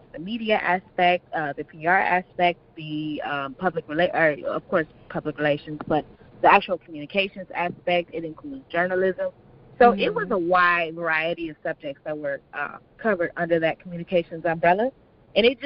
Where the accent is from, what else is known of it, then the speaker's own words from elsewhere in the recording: Inkster, Michigan, United States; also born or lived in Detroit, Michigan; I'm originally from Detroit. Well, actually, I'm from Inkster, and I moved to Detroit